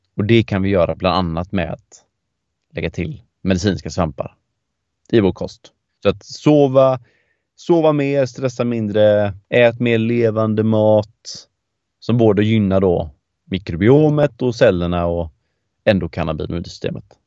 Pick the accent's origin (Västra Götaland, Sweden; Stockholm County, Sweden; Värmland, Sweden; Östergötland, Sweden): Västra Götaland, Sweden; Gothenburg; Jag är ju göteborgare i grunden